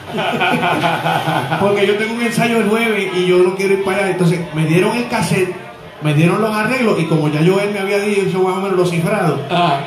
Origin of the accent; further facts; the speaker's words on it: Trujillo Alto, Puerto Rico; also born or lived in Río Piedras, Puerto Rico / Santurce, San Juan, Puerto Rico; yo nací en el 1964 en Río Piedras, Puerto Rico, y soy natural del pueblo de Trujillo Alto. Allí yo crecí